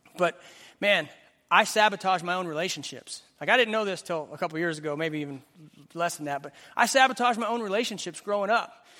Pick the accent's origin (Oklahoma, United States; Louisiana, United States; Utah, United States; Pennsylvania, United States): Oklahoma, United States; Western; I grew up in Western Oklahoma